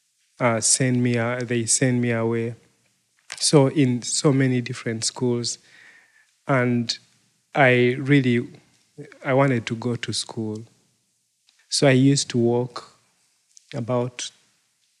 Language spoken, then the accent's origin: English; Uganda; I am from Uganda